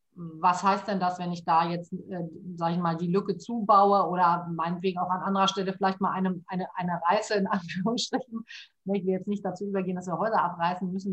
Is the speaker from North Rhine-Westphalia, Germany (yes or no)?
no; Hamburg, Germany; moved away as an adult; now in Ruhr area, Germany; ich bin ja ähm, eigentlich Hamburgerin und bin jetzt seit immerhin schon äh, 12, 13 Jahren hier im Ruhrgebiet